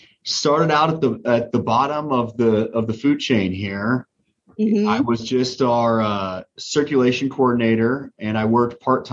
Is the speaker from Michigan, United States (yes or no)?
no; Wahoo, Nebraska, United States; also born or lived in Lincoln, Nebraska; I have lived my entire life in Nebraska. I was born in Lincoln, but raised in Wahoo.